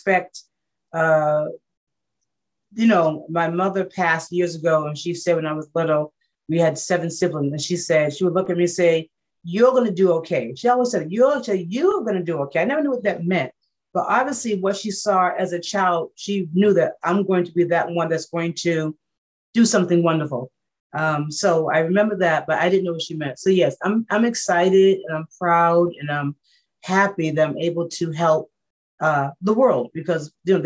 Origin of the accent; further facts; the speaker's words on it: the South, United States; I'm from the South. We had to be born at home